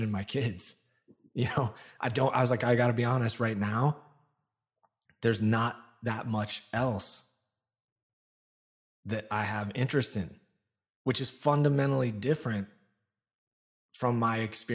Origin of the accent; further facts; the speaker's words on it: Olympia, Washington, United States; I was born outside of Seattle in Olympia, Washington